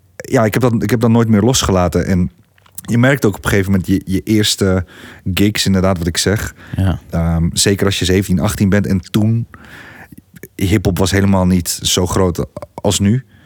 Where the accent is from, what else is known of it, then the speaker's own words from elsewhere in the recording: Gorinchem, South Holland, Netherlands; ik kom uit Gorkum